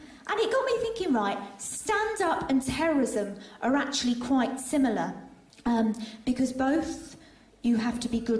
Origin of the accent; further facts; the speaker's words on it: Saudi Arabia; now in United Kingdom; For instance, I grew up in Saudi Arabia. My dad had a job there working with oil. He was a chef.